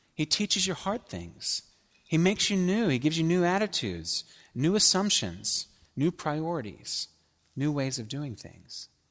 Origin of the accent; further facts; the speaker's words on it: Pittsburgh, Pennsylvania, United States; moved away; I grew up in Pittsburgh in the seventies